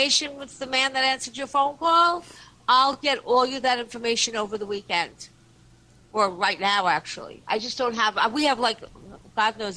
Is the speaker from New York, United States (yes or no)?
yes; Long Island, New York, United States; I'm from Long Island.